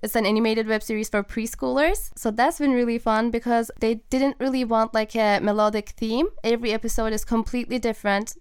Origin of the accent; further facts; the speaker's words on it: Turkey; moved away as an adult; also born or lived in Boston, United States; now in Los Angeles, United States; I'm from Turkey, so I like left everybody I know behind, and like as a 18 year old